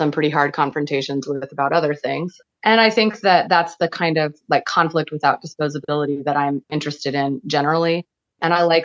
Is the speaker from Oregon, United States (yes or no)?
yes; Portland, Oregon, United States; now in Athens County, United States; I grew up in Northeast Portland